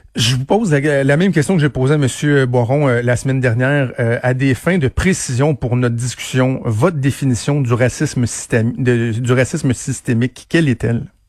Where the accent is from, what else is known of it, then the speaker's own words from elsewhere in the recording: Quebec, Canada; je suis un Québécois blanc